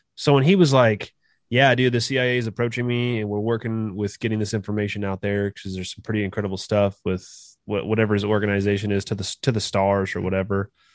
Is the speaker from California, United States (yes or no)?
yes; California, United States; moved away as an adult; now in Kansas, United States; I'm originally from California